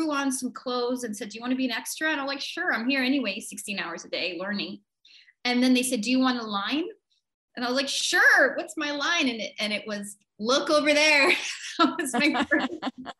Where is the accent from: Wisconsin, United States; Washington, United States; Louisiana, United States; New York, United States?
New York, United States; moved away; also born or lived in Vancouver, Canada / Montreal, Canada / Toronto, Canada; predominantly New York, born and raised. And then mm-hmm. the rest of it was mostly Vancouver, Canada.